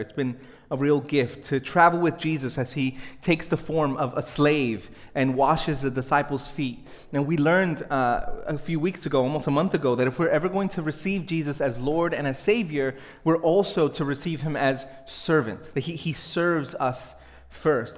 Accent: New York City, New York, United States; I grew up in Brooklyn, small uh, Spanish speaking Pentecostal church

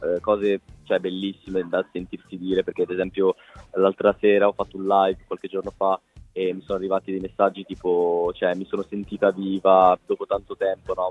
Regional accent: Liguria, Italy; da Ligure

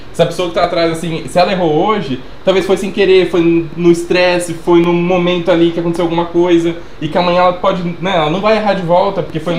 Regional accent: Sumaré, São Paulo, Brazil; a gente é de Sumaré.

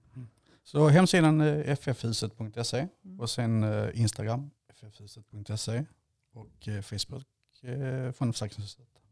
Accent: Landskrona, Skåne, Sweden; moved away as an adult; now in Falkenberg, Sweden; född och uppvuxen i Landskrona

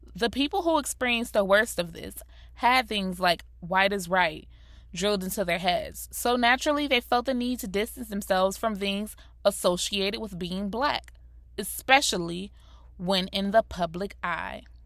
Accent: South Florida, United States; also born or lived in Rochester, New York; My mother moved me and my siblings down to South Florida. I was born and raised in Rochester, New York, so moving to Florida was already a culture shock to me

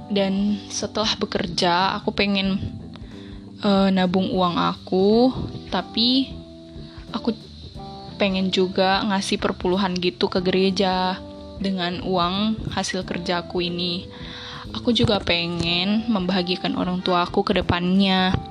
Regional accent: Medan, North Sumatra, Indonesia; born there; Aku umur 17 tahun dan aku lahir di Medan tanggal 4 September 2003.

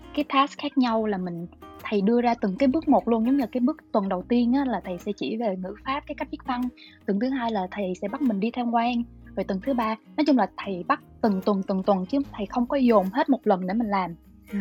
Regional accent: Long Khanh, Dong Nai, Vietnam; moved away as an adult; chị xuất thân từ Long Khánh á

